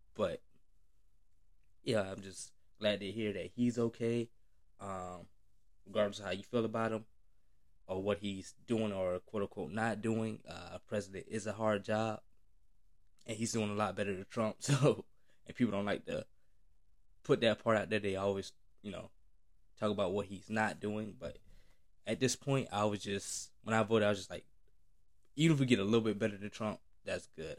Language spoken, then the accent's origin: English; United States; as a black man growing up in America